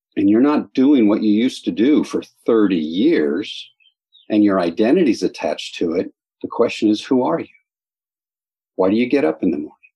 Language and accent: English; Los Angeles, California, United States; moved away as an adult; now in Moyock, United States; I grew up in the San Fernando Valley and Southern California, in Los Angeles area